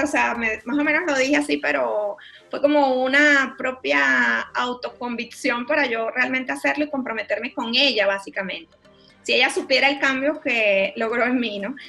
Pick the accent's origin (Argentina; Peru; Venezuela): Venezuela; moved away as an adult; also born or lived in Panama; yo soy venezolana, luego emigré a Panamá.